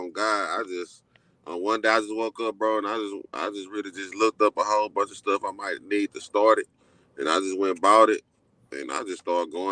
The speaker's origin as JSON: {"language": "English", "town": "Dallas", "region": "Texas", "country": "United States", "tie": "born or raised there", "said": "I'm from Oak Cliff. Went to school in South Dallas, graduated from Lincoln in 03."}